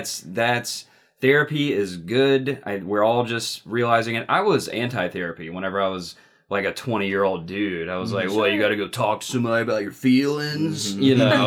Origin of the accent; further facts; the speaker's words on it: Mississippi, United States; I grew up in Mississippi